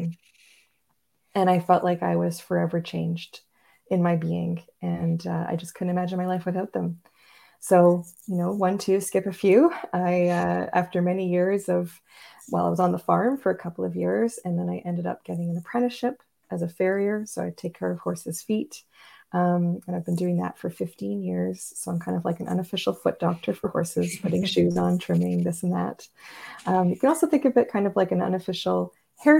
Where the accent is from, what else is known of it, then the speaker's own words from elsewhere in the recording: Montreal, Quebec, Canada; now in Northern Ontario, Canada; I grew up in Montreal